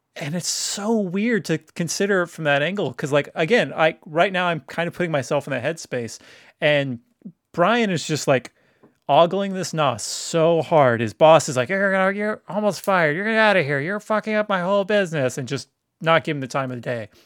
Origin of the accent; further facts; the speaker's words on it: Woodland, California, United States; I grew up in Woodland and Woodland, California